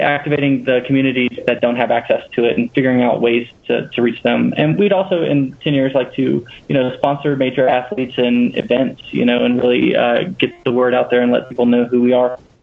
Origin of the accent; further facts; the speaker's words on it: Louisiana, United States; we're both from Louisiana originally